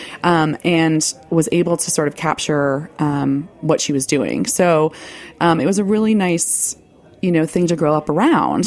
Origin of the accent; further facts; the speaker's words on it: Rockland County, New York, United States; also born or lived in Greenwich Village, New York City; I was born actually in Greenwich Village in the late 70s and was raised in the suburbs in Rockland County